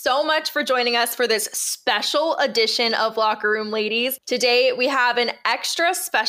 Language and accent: English; Pittsburgh, Pennsylvania, United States; I grew up in Pittsburgh.